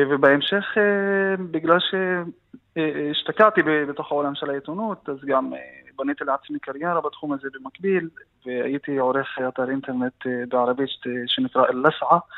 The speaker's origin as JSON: {"language": "Hebrew", "town": "Fureidis", "region": "Haifa District", "country": "Israel", "tie": "born or raised there", "second_language": "Hebrew", "said": "גם אני גדלתי בכפר פרדיס, שהוא כפר שממוקם בסביבה... אה, בסביבה מגוונת, אה, ערבים ויהודים שחיים ביחד, ונחשפתי גם לשפה העברית אה, בגיל צעיר"}